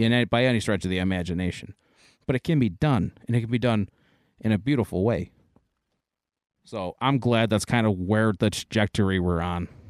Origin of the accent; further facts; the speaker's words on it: United States; we are American